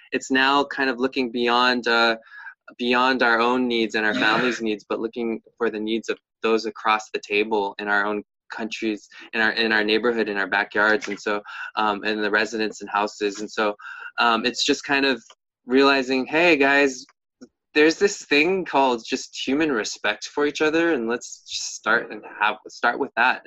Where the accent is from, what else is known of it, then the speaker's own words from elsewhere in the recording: United States; we as the American people